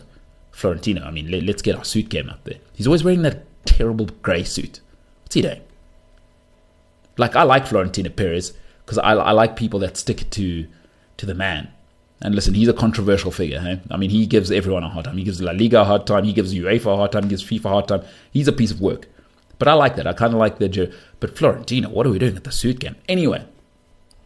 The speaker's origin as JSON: {"language": "English", "country": "South Africa", "said": "as a South African"}